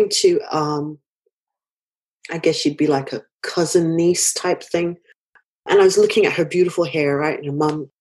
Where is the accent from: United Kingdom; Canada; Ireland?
United Kingdom; being a British person.